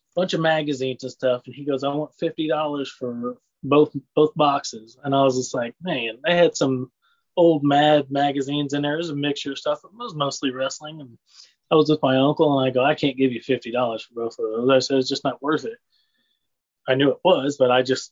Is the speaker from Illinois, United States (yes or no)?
yes; Lincoln, Illinois, United States; I grew up here in Lincoln, Illinois, um, small town